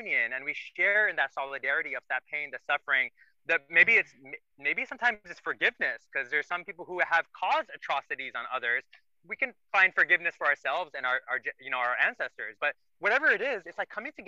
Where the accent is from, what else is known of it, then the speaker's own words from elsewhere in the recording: India; moved away; I'm Indian